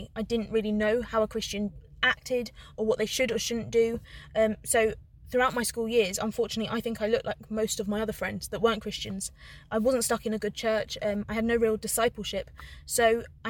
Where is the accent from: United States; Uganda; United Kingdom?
United Kingdom; London; moved away as an adult; also born or lived in Liverpool; I'm from London, but I studied in Liverpool for 4 years, so that's like my second home.